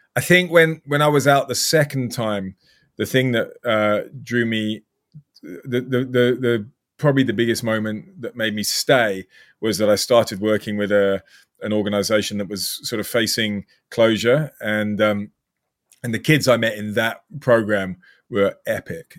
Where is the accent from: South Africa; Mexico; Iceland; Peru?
South Africa; moved away as an adult; also born or lived in North Devon, England; now in United Kingdom; I'm British, but I've lived my whole life in South Africa